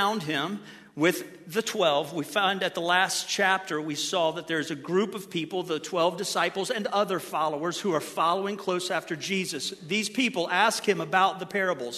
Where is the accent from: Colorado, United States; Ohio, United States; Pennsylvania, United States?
Ohio, United States; Since I'm from Ohio